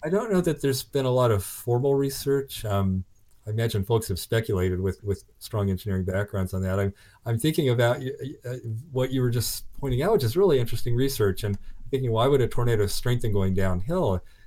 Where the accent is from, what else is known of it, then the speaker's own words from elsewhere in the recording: Oklahoma, United States; growing up in Oklahoma